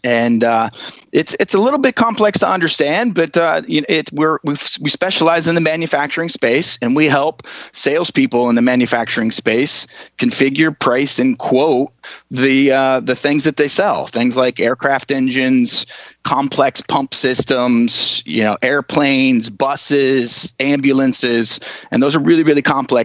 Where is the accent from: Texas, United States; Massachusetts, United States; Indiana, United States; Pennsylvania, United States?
Indiana, United States; Leesburg; I grew up in northern Indiana, in the cornfields of Indiana. My hometown is about 300 people, Leesburg, Indiana